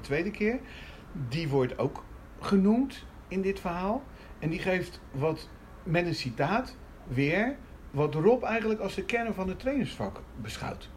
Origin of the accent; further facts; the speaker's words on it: Rotterdam, South Holland, Netherlands; nou ben ik een Rotterdammer